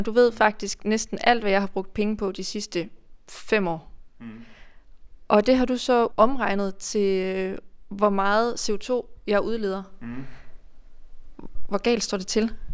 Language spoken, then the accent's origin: Danish; Denmark